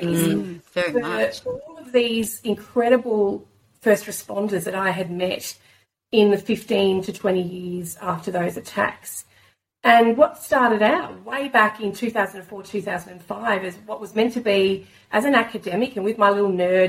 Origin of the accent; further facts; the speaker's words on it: Australia; as an Australian here today